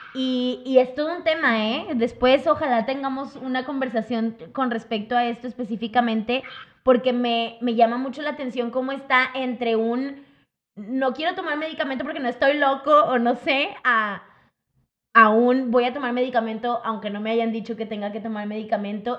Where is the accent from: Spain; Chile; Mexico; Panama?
Mexico; somos como mexicanos para todos